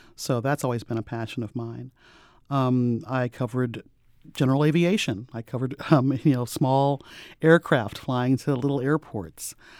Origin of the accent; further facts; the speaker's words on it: St. Louis, Missouri, United States; I'm from Saint Louis.